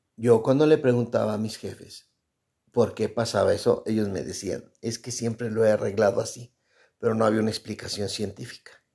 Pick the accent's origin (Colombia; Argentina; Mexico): Mexico; soy mexicano